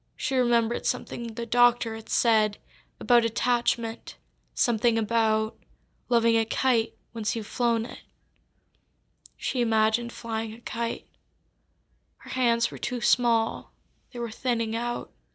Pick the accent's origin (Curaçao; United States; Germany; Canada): Curaçao; moved away; I am from Curacao, which is a small island off the coast of Venezuela.